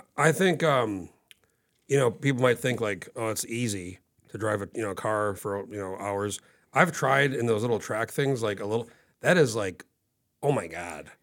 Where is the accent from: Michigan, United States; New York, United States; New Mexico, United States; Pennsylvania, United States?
New Mexico, United States; now in Alaska, United States; I grew up in New Mexico